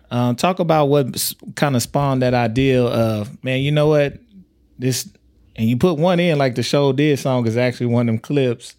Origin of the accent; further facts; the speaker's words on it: Tyler, Texas, United States; now in Omaha, United States; I'm from Texas